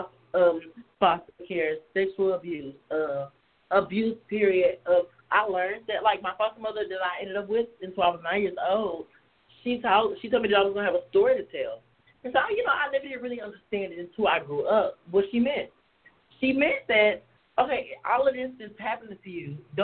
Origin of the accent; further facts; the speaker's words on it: Nashville, Tennessee, United States; I was born in Nashville, Tennessee